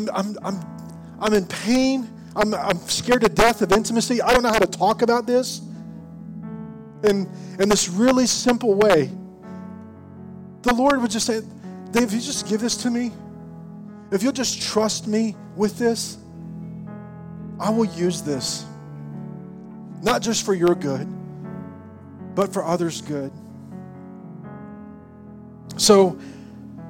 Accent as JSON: {"language": "English", "region": "Arkansas", "country": "United States", "tie": "born or raised there", "accent": "southern drawl", "moved": "yes", "said": "I was from Arkansas and I had this really southern drawl. And when I get tired and it's late at night, it comes out."}